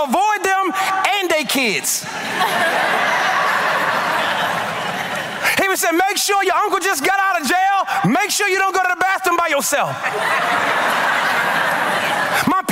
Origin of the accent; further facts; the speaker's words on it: Baltimore, Maryland, United States; I'm from Baltimore